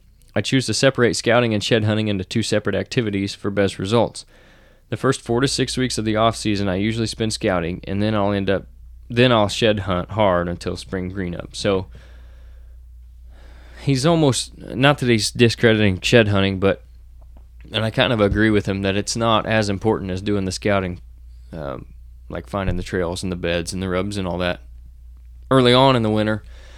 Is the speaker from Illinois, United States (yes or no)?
yes; Illinois, United States; In my home state of Illinois, there are 257 days between the close of January deer hunting and its opening again in October 2022.